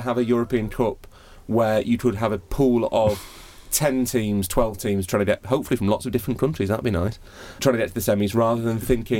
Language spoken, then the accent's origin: English; United Kingdom; I'm British